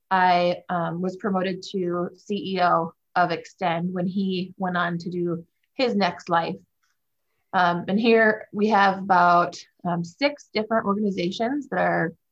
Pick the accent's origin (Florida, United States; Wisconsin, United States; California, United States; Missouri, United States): Wisconsin, United States; also born or lived in Minnesota; now in Grand Rapids, United States; Um, well, I, I live here in Grand Rapids, Michigan, which is where our CUSO is based out of. Um, I'm from Wisconsin and Minnesota.